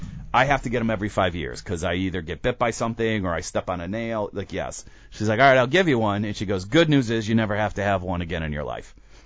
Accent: United States; she realizes I'm an American

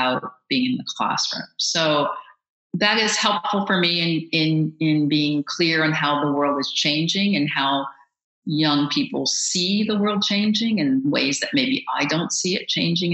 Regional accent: Baltimore, Maryland, United States; I grew up in Baltimore

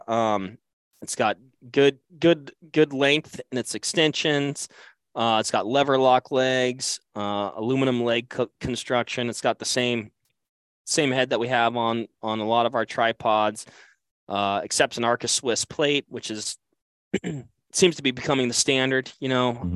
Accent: Western Washington, United States; I grew up hunting Columbia blacktails in Western Washington

